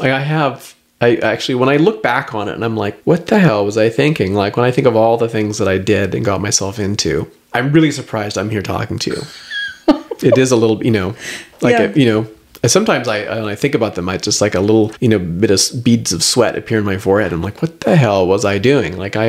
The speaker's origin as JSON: {"language": "English", "country": "Canada", "said": "And then I'm explaining, look, I'm Canadian."}